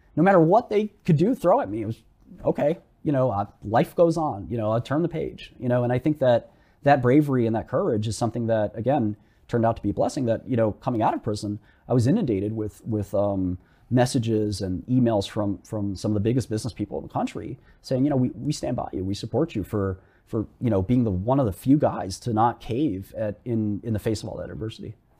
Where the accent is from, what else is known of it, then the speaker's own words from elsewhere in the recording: New York City, New York, United States; I grew up in Brooklyn, melting pot, I understand minorities.